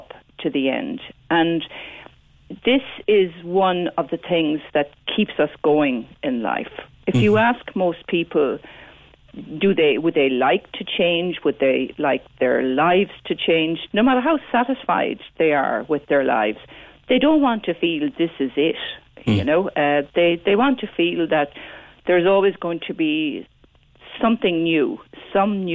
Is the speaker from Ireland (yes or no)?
yes; Midleton, Munster, Ireland; when I was growing up in Middleton